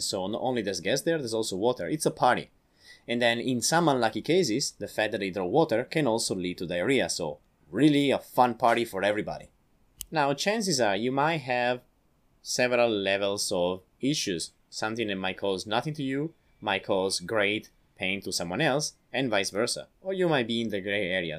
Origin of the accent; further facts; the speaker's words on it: Italy; accent: Italian; English is a second language; I'm from Italy